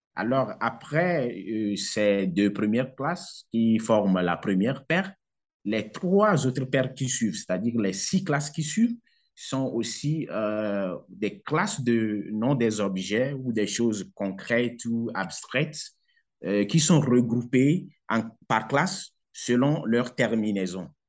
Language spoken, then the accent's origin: French; southern Togo, Togo; first language Kabiye; French is a second language; les milieux dans lesquels moi j'ai grandi, j'ai fréquenté, j'ai fait mes cours primaires et secondaires. C'est dans la partie sud du pays